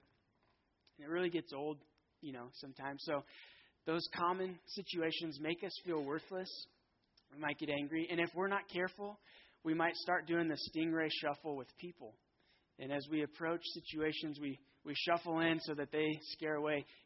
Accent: Fountain Valley, California, United States; I grew up in Fountain Valley, which is right next to Huntington Beach

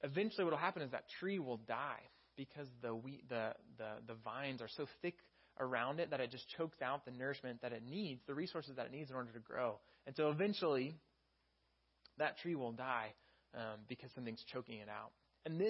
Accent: Texas, United States; now in California, United States; I'm from Texas

